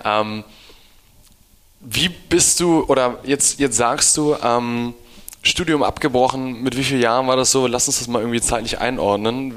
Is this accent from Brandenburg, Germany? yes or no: no; Hamburg, Germany; ich komme irgendwie aus Hamburg